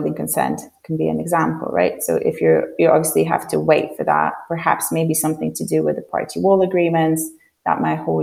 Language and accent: English; Poland; English is a second language; moved away as an adult; now in London, United Kingdom; I'm originally from Poland, and when I moved to London when I was 18